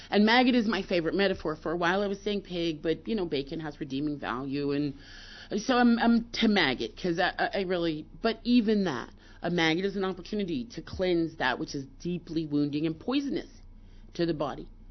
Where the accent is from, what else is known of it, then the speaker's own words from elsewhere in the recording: Pittsburgh, Pennsylvania, United States; I grew up in Pittsburgh